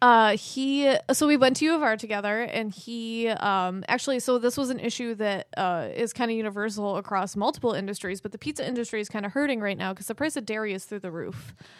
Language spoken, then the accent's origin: English; Fairport, New York, United States; accent: Rochester; I'm a white girl from Fairport